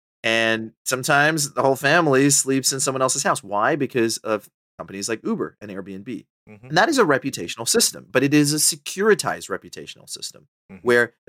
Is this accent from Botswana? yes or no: yes; Botswana; also born or lived in Sri Lanka / Papua New Guinea / Australia / Canada; now in United Kingdom; so my family's from Sri Lanka. I left when I was like 2 years old. I grew up in Botswana. I've lived in Papua New Guinea. I've lived in Australia. I've lived in, you know, Canada, the United States, and now the UK.